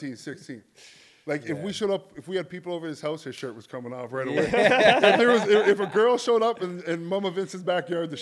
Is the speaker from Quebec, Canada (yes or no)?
no; St. Catharines, Ontario, Canada; born or raised there; also born or lived in Buffalo